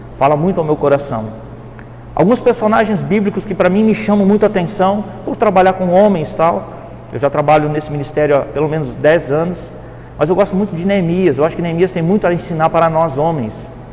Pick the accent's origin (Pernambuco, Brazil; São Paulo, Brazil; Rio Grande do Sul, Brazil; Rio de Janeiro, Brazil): Rio Grande do Sul, Brazil; como diz lá no Rio Grande do Sul, que eu sou gaúcho